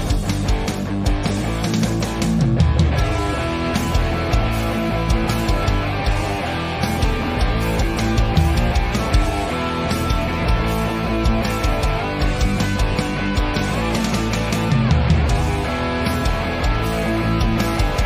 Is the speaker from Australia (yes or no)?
no; Ireland; here in Ireland